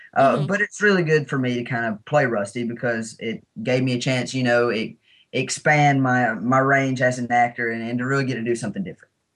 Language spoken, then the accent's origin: English; Alabama, United States; we're both from Alabama. This was the first film that I've ever filmed in my home state